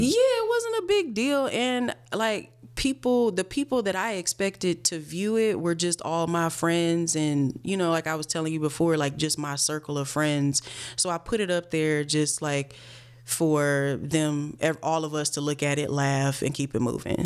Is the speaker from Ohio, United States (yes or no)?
yes; Cleveland, Ohio, United States; moved away; also born or lived in New York; I'm from Cleveland, Ohio, born and raised